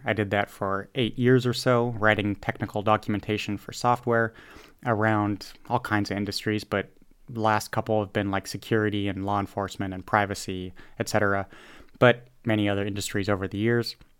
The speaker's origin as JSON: {"language": "English", "country": "United States", "said": "I'm an American"}